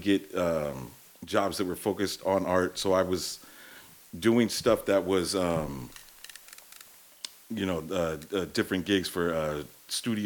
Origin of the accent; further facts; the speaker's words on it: East Bay, California, United States; the …, born and raised in the East Bay, visual artist out here.